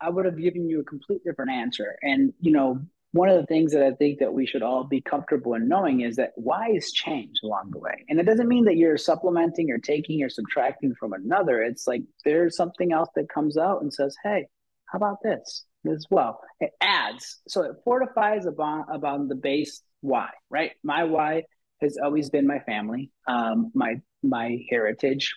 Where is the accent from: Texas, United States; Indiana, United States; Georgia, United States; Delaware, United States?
Texas, United States; I'm first generation here. My parents were born in Mexico. I was born in Texas